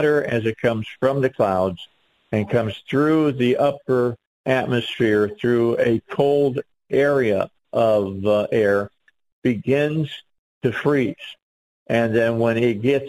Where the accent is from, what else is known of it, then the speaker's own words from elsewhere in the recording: right outside of Chicago, Illinois, United States; now in Arkansas, United States; I grew up north. I grew up right outside of Chicago.